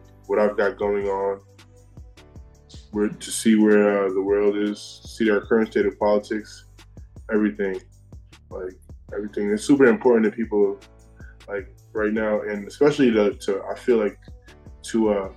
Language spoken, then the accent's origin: English; New York City, New York, United States; I'm from Queens. I moved there when I was 8 years old